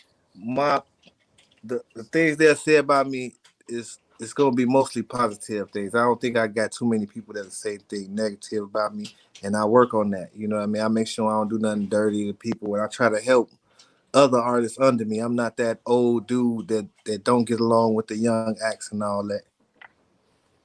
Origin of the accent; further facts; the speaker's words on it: Chicago, Illinois, United States; where we grew up